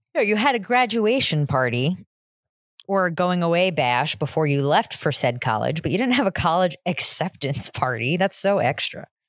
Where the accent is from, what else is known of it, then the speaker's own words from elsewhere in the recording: New Jersey, United States; I am from New Jersey